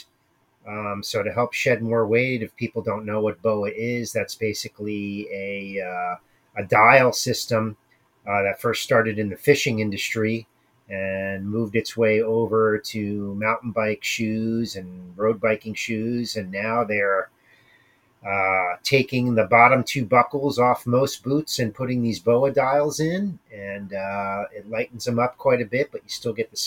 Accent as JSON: {"language": "English", "region": "Pennsylvania", "country": "United States", "tie": "born or raised there", "also_born_or_lived": "Connecticut", "moved": "as an adult", "lives_now": "Vermont, United States", "said": "Originally, I'm from Pennsylvania, and I grew up skiing"}